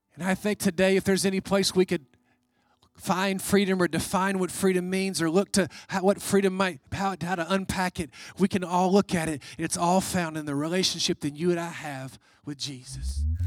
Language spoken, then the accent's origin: English; United States; as an American